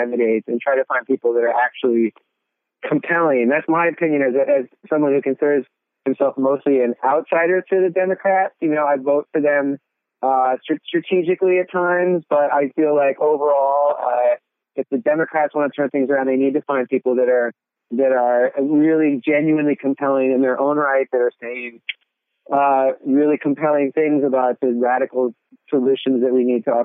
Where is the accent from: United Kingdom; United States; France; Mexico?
United States; Connecticut; now in Austin, United States; I was born in Connecticut, so I guess that makes me a damn Yankee